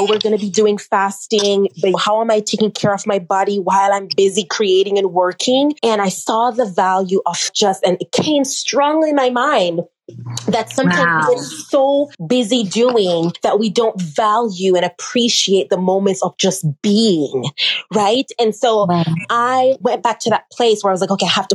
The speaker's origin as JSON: {"language": "English", "country": "Jamaica", "tie": "born or raised there", "said": "from a little girl growing up in the island of Jamaica"}